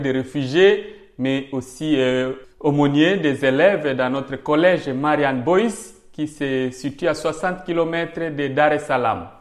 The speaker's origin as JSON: {"language": "French", "region": "South Kivu", "country": "DR Congo", "tie": "born or raised there", "also_born_or_lived": "Kinshasa / Tanzania", "moved": "as an adult", "lives_now": "Charleroi, Belgium", "said": "étant donc au Sud Kivu, mon village est situé à 300 km donc, de, la région, chef-lieu de la région, qui est à Bukavu, et c'est là où j'ai grandi"}